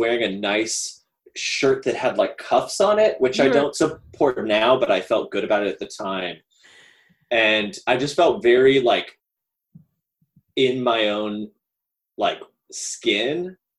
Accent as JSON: {"language": "English", "region": "the South", "country": "United States", "tie": "born or raised there", "said": "I am a cis white male, and I grew up in the South, and I grew up to wonderful religious conservative parents."}